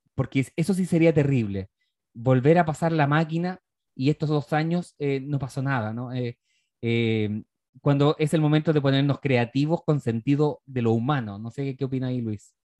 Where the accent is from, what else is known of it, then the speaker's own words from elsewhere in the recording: Chile; nosotros como sociedad chilena